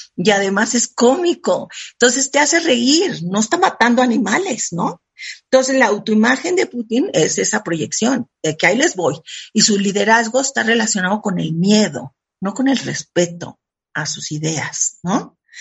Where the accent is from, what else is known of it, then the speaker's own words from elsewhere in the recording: Mexico; Yo soy súper mexicana